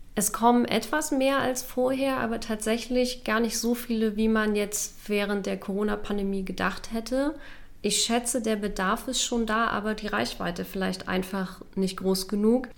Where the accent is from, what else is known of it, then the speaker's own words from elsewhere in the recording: Halle, Saxony-Anhalt, Germany; von der Uni meiner Heimatstadt. Ich, also ich komme aus Halle, wollte dort auch gerne bleiben